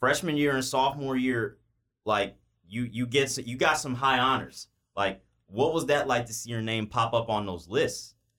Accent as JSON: {"language": "English", "town": "Homewood", "region": "Illinois", "country": "United States", "tie": "born or raised there", "said": "my hometown of Homewood"}